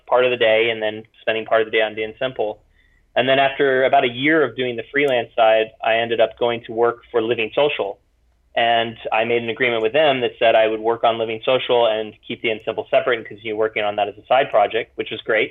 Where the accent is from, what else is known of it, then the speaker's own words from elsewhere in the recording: Florida, United States; moved away as an adult; also born or lived in Europe / Hawaii; I grew up in Florida and then traveled around a bit, met my wife in Europe, and then we moved back to Florida, moved to Hawaii, went around